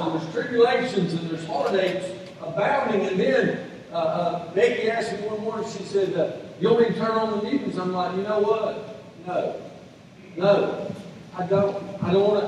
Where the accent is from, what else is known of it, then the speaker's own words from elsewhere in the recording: the South, United States; I was born and raised in the South